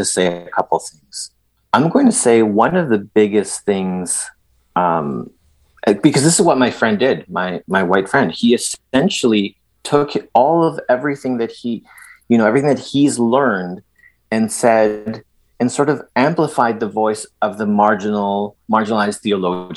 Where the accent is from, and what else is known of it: Edmonton, Alberta, Canada; born or raised there; first language Spanish; also born or lived in El Salvador